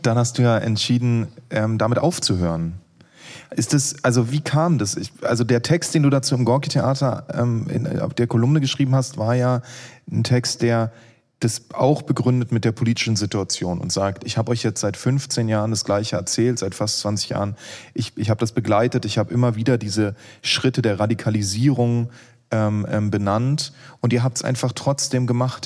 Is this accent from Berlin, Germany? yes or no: yes; Berlin, Germany; als Berliner